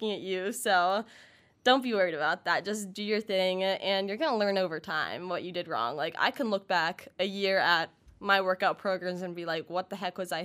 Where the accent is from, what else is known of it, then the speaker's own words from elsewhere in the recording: Pittsburgh, Pennsylvania, United States; moved away; I'm actually from Pittsburgh